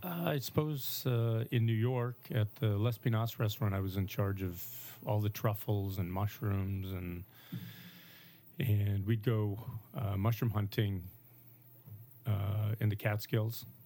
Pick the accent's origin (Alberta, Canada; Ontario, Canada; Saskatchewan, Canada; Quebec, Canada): Saskatchewan, Canada; moved away; I grew up in Saskatchewan